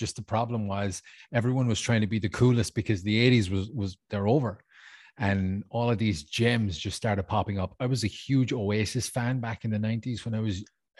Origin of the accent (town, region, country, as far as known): Ireland; moved away